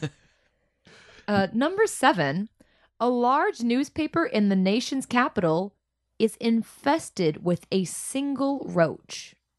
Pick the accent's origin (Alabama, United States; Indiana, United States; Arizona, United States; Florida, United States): Florida, United States; South; growing up in South Florida